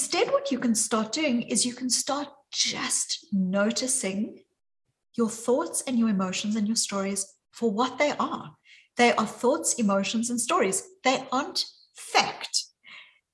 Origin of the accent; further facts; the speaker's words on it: South Africa; accent: South African; now in Boston, United States; you can hear from my accent, even though I'm joining from Boston, that my accent is very deeply South African